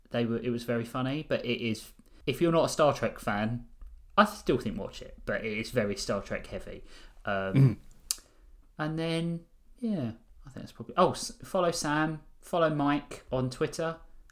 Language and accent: English; United Kingdom; As British, we don't celebrate Christmas.